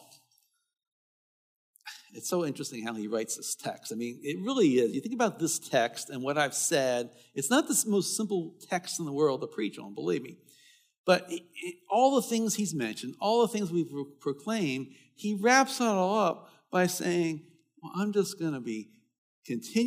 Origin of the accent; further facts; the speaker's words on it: Baltimore, Maryland, United States; I was a teenager, growing up in Baltimore